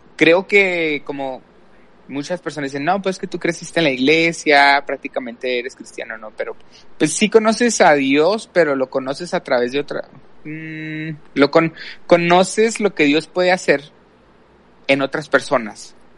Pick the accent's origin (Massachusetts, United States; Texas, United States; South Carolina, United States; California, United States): Texas, United States; El Paso; soy aquí de El Paso, Texas. He vivido aquí toda mi vida